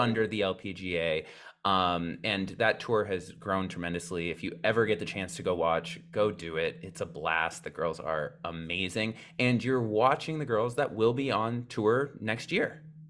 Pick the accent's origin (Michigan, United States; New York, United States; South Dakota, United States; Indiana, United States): South Dakota, United States; we are both from South Dakota